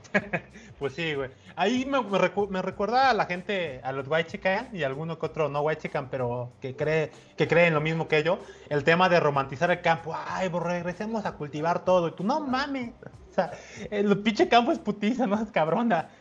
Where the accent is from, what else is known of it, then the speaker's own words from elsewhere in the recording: Coatzacoalcos, Veracruz, Mexico; aquí en mi pueblito de Cuatza